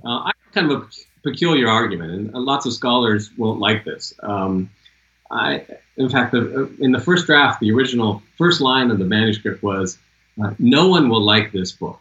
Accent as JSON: {"language": "English", "town": "Seattle", "region": "Washington", "country": "United States", "said": "I'm from Seattle"}